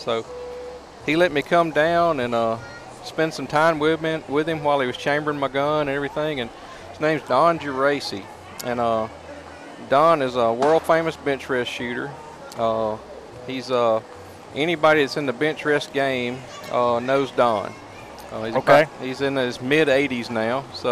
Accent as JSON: {"language": "English", "town": "Kosciusko", "region": "Mississippi", "country": "United States", "also_born_or_lived": "Canton, Mississippi", "said": "I'm originally from Kosciuszko, Mississippi"}